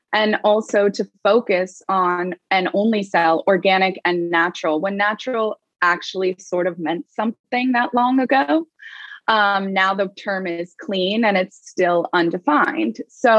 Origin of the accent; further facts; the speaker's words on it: Laguna Beach, California, United States; Well, I grew up in Southern California in Laguna Beach, and going through high school, I worked at a store called Second Reef, which was a surf sort of fashion streetwear brand.